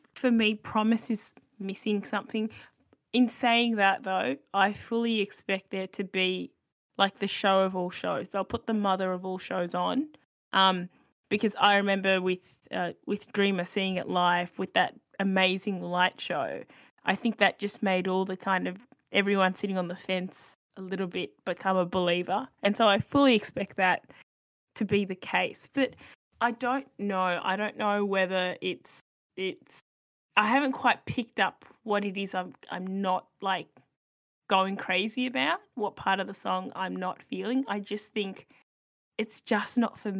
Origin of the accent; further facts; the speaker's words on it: Australia; as an Aussie Euro fan